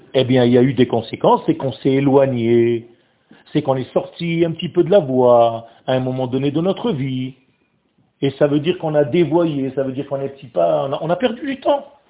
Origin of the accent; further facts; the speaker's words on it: Israel; French is a second language; moved away; le français n'est pas ma langue natale, parce que moi je suis né en Israël, moi. Moi j'ai appris à parler français juste à 15 ans